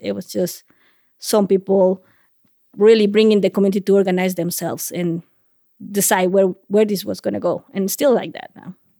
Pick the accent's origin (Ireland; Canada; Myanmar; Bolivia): Bolivia; La Paz; first language Spanish; English is a second language; moved away as an adult; also born or lived in Columbus, Ohio; now in Vermont, United States; I'm originally from La Paz, Bolivia